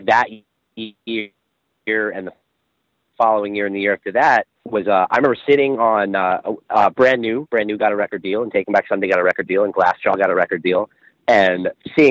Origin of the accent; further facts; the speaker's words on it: Long Island, New York, United States; growing up, going to shows in Long Island